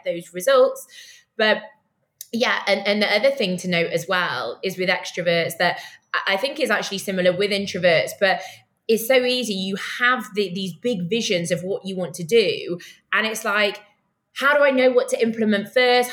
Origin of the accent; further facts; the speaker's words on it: United Kingdom; now in Tel Aviv, Israel; I'm a Brit